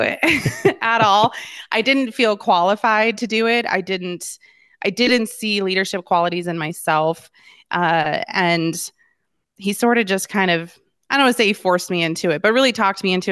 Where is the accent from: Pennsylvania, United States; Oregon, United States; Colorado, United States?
Colorado, United States; Littleton; I was born and raised in Littleton, uh, and still live in Littleton, which is a suburb of Denver